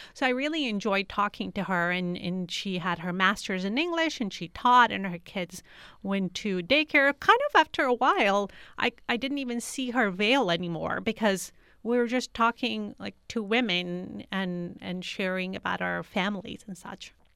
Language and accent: English; United States; also born or lived in Kabul, Afghanistan; growing up in the United States as a refugee